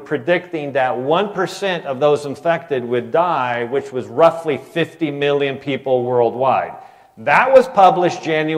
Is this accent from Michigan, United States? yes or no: yes; Michigan, United States; And I'm from Michigan, right? So I feel like a traitor.